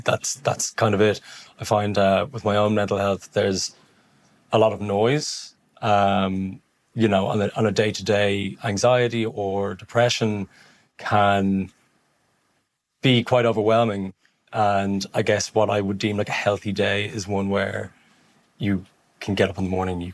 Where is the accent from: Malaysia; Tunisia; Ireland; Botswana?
Ireland; Dublin, Leinster; I'm a director and a photographer from Dublin